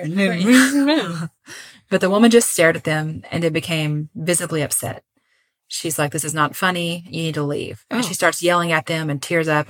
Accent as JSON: {"language": "English", "country": "Puerto Rico", "tie": "born or raised there", "said": "So I grew up in Puerto Rico."}